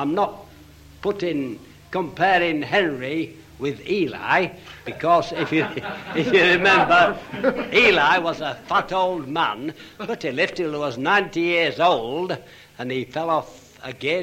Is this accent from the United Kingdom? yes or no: yes; Leeds, Yorkshire and the Humber, United Kingdom; I'm from Leeds